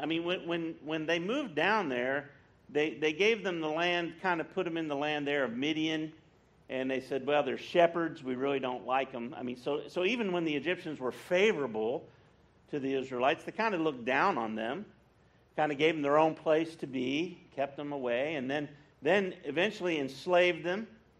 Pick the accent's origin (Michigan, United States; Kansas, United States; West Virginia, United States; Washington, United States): West Virginia, United States; moved away; I grew up in West Virginia, and when I was a boy, before I got saved, I grew up in a Presbyterian church.